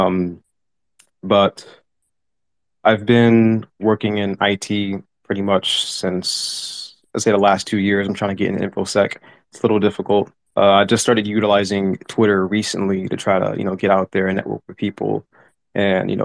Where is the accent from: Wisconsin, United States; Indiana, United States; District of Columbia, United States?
District of Columbia, United States; Washington; I came from Washington, D.C. I was born and raised there.